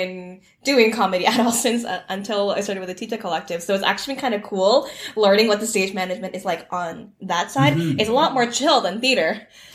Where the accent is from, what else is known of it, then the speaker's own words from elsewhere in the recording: Toronto, Ontario, Canada; I grew up in Toronto, and I went to Etobicoke School of the Arts